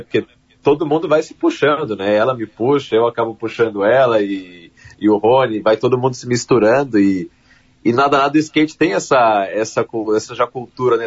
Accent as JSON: {"language": "Portuguese", "region": "São Paulo", "country": "Brazil", "said": "Eu sou paulista"}